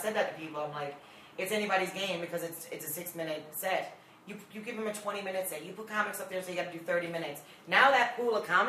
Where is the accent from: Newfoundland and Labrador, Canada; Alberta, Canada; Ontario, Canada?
Newfoundland and Labrador, Canada; accent: Newfie; with my Newfie accent.